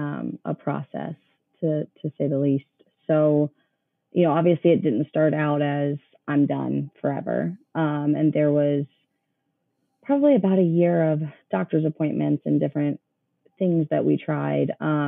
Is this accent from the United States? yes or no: yes; Columbus, United States; Yeah. So I grew up in Columbus, went to school here, played softball here.